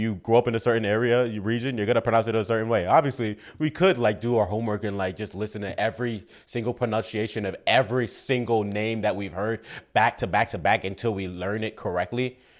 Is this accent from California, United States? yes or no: no; New York City, New York, United States; We're black, we're from the Bronx.